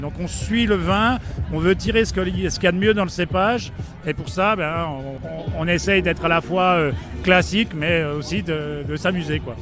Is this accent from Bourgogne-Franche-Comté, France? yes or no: yes; Besançon, Bourgogne-Franche-Comté, France; on est de Besançon